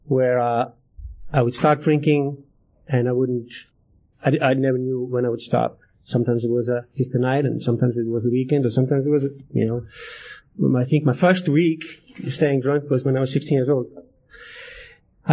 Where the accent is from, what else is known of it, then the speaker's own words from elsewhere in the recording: Ísafjörður, Westfjords, Iceland; moved away as an adult; now in Alaska, United States; I'm from Iceland